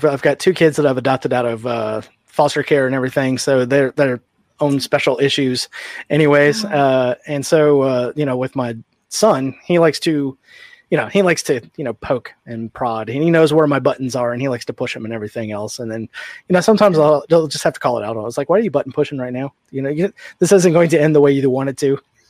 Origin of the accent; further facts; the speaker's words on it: Houston, Texas, United States; Unfortunately, I learned a whole bunch of dirty street Spanish, you know, growing up in South Houston.